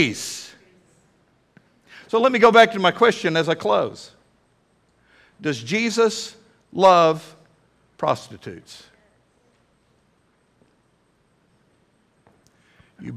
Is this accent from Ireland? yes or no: no; United States; I am an American